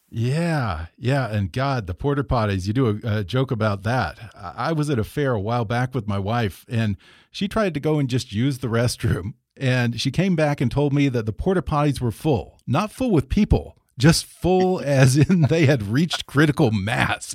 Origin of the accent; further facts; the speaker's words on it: South Texas, United States; now in California, United States; I'm originally from South Texas